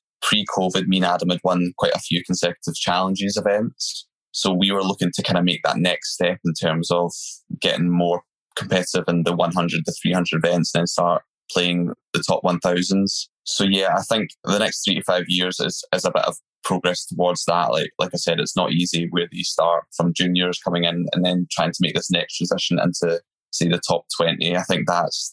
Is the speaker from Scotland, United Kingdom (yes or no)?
yes; Scotland, United Kingdom; being Scottish